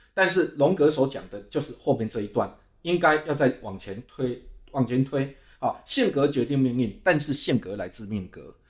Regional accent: Dongshi, Chiayi County, Taiwan; now in Taipei, Taiwan; 现在我是处身在家里东西海边，是一个很贫瘠的环境

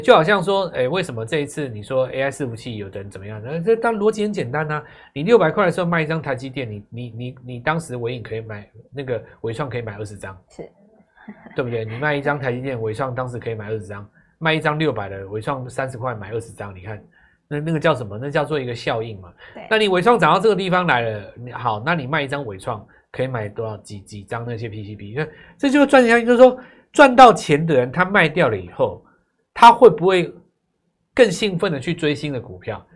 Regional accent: Taiwan; 我们是台湾来的啊

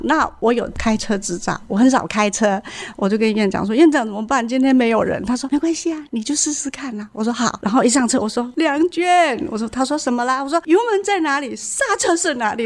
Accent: Taiwan; 照顾我们台湾人

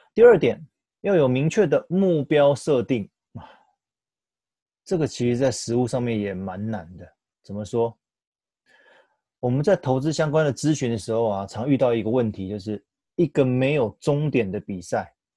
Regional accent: Taiwan; 我们台湾人很习惯一窝蜂在投资上面追求热门的标的或当下明星产业

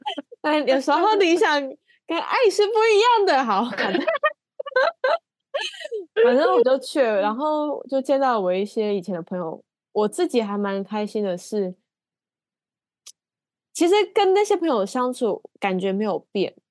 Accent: Taiwan; 然后甚至还有一个听到我们是台湾来的

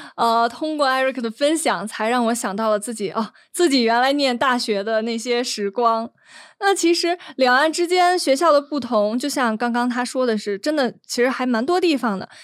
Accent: Beijing, China; 也因此我们北京人经常被骂的一点

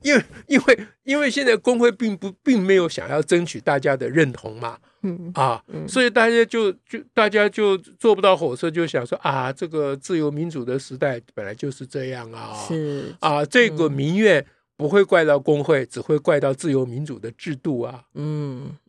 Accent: Taiwan; 你中国人，我台湾人

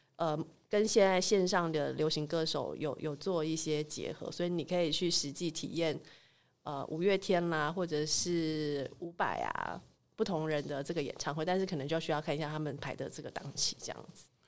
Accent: Taipei, Taiwan; 我是台北人啊，所以其实我们家过年通常就留在台北这样子

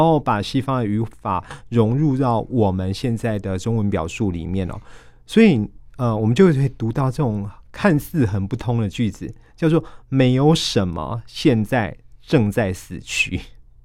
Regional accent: Taiwan; 我们台湾人

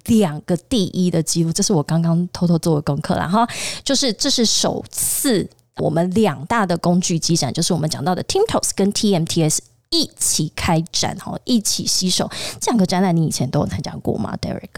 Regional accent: Tainan, Taiwan; 我身为台南人

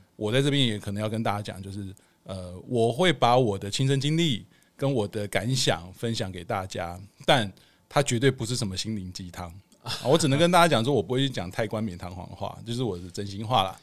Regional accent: Hualien, Hualien County, Taiwan; moved away as an adult; also born or lived in Kaohsiung; now in Taipei, Taiwan; 我是高雄出生，花莲长大，然后大学考到那个台北的学校

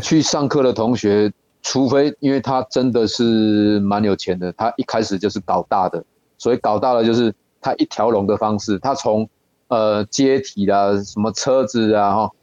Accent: Yilan County, Taiwan; 我们宜兰这边比较宽阔啦

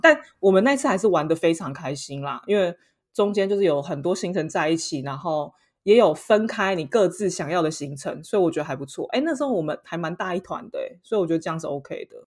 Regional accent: Taiwan; now in Paris, France; 身为一个台湾人

